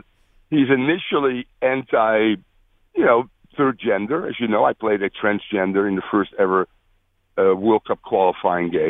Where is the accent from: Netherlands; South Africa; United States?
Netherlands; moved away; I'm from the Netherlands